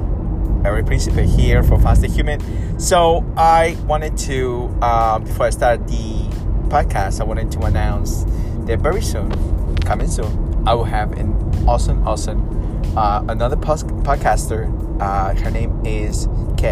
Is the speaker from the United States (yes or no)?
no; Peru; I'm from South America, you know, South America, Peru.